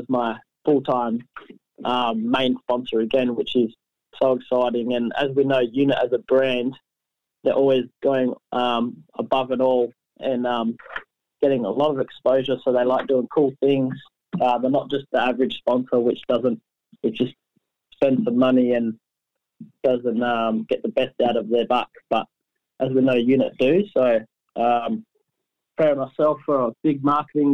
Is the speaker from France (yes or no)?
no; Perth, Western Australia, Australia; Perth, my hometown